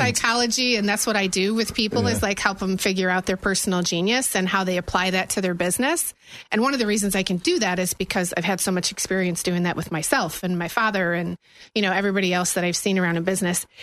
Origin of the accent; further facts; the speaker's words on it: Buffalo, New York, United States; moved away as an adult; also born or lived in Tennessee / Germany; now in Florida, United States; Born and raised in Buffalo area